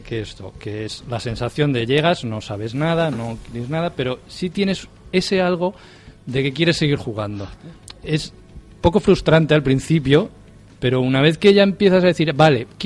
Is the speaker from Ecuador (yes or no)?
no; Spain; Claro, somos españoles, votamos